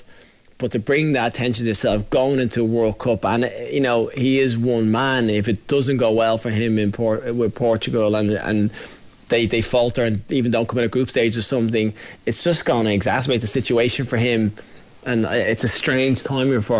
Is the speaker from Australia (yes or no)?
no; Ireland; Being Irish